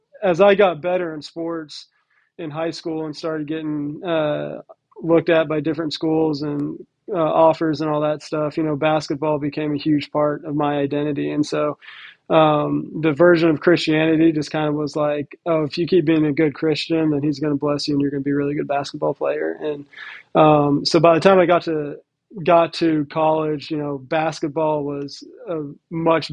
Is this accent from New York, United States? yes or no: no; Nashville, Tennessee, United States; moved away as an adult; also born or lived in Texas / Florida; now in Phoenix, United States; I was born and raised in Nashville, kind of grew up in a sports family